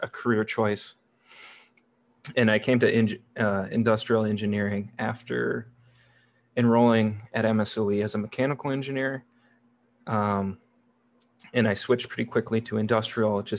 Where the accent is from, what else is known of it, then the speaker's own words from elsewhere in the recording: Neenah, Wisconsin, United States; also born or lived in Milwaukee, Wisconsin; I grew up in Neenah, which is right in the Fox Valley of Wisconsin, kind of in the center of the state